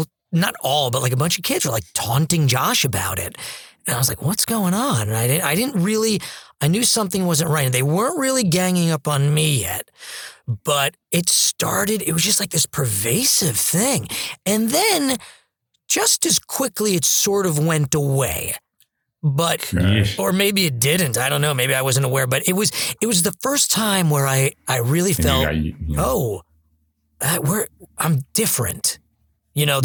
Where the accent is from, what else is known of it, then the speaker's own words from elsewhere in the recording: Manhasset, New York, United States; where I grew up in Manhasset